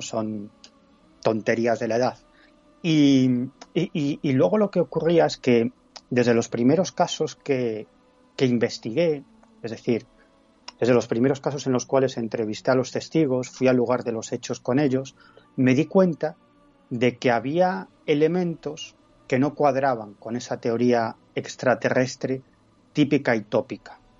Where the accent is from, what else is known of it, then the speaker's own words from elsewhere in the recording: Galicia, Spain; en mi tierra, en Galicia